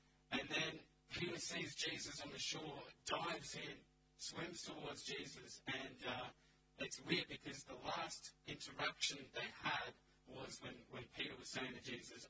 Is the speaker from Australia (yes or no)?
yes; Canberra, Australian Capital Territory, Australia; moved away as an adult; now in Central Coast, Australia; I grew up, born and raised in Canberra